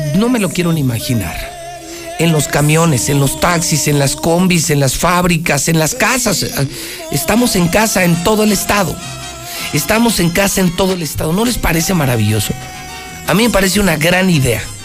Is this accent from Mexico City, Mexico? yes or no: no; Aguascalientes, Mexico; qué orgullo ser de Aguascalientes. Qué orgullo haber nacido aquí